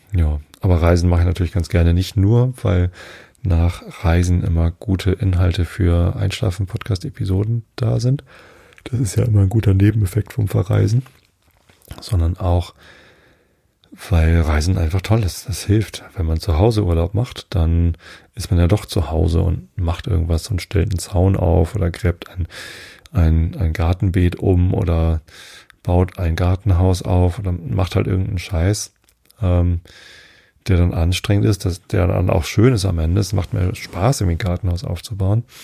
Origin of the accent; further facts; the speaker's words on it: Northern Germany, Germany; also born or lived in near Hamburg; Ich als Norddeutscher